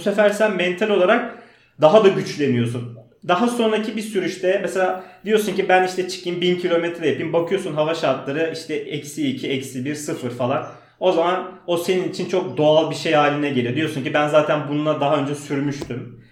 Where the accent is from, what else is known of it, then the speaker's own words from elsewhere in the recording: Istanbul, Turkey; also born or lived in Uzunköprü, Edirne; İstanbul Bakırköy'de doğdum. Ee, aslen Makedon göçmeniyim. Ee, İstanbul'da okudum.